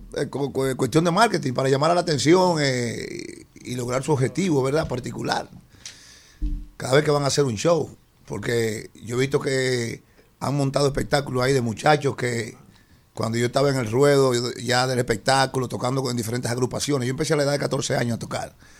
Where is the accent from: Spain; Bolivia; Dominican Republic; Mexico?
Dominican Republic; mi República Dominicana